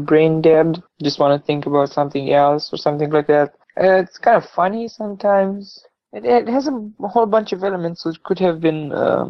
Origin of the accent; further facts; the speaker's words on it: Romania; we're from Romania